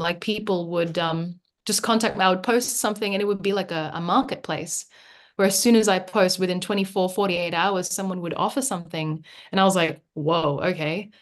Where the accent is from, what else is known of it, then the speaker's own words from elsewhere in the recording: Sydney, New South Wales, Australia; also born or lived in Manila, Philippines; I came here when I was nine